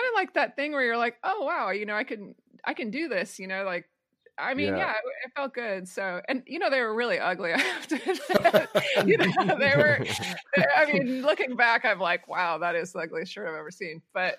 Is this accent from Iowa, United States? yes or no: yes; Marion, Iowa, United States; So I grew up in Marion, Iowa, and it's like sort of this small town outside of Cedar Rapids, which is like the bigger city in Iowa.